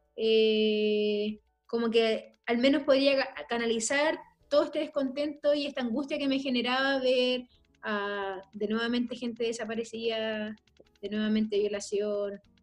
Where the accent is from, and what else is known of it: Chile; also born or lived in La Legua, Santiago